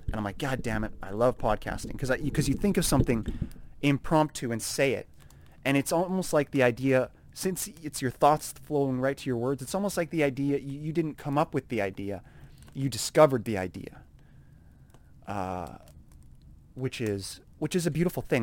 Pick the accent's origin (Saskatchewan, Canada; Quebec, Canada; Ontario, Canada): Saskatchewan, Canada; Saskatoon; It's tough growing up in Canada. It's tough growing up in Saskatoon.